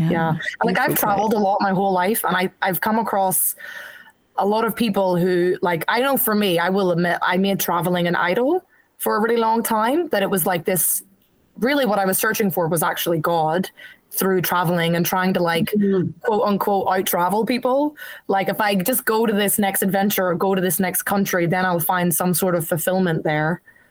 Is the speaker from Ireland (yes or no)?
yes; Ireland; also born or lived in New Zealand / England; now in Australia; I was born in New Zealand, live in Australia, I lived in, like, grew up in Ireland.